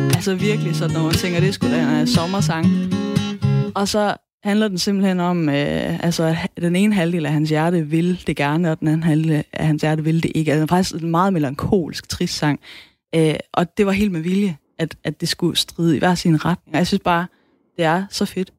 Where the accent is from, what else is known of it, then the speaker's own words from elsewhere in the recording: Southern Jutland, Southern Denmark, Denmark; accent: Sønderjysk (South Jutlandic); first language South Jutlandic; Sønderjysk er mit modersmål